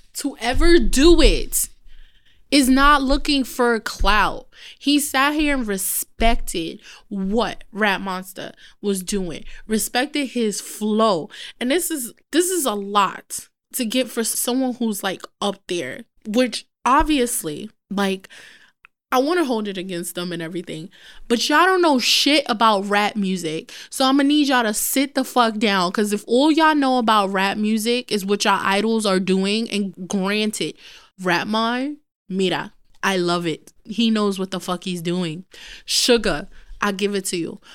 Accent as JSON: {"language": "English", "town": "New York City", "region": "New York", "country": "United States", "also_born_or_lived": "Bronx, New York / Peru (heritage)", "said": "I am a Brooklyn girl"}